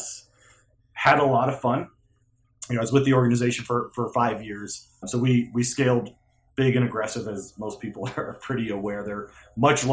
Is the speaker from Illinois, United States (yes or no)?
no; Phoenix, Arizona, United States; I grew up in Phoenix, Arizona